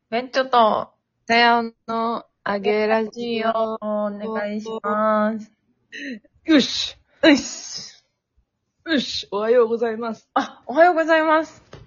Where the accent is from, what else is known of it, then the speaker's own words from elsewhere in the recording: China; うちら中国人